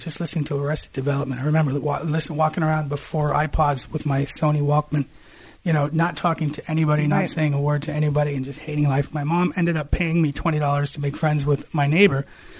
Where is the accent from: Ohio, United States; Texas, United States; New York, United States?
Ohio, United States; Columbus; moved away; also born or lived in Lebanon (parents) / Glendora, California; I was born in 77. So I grew up in Ohio.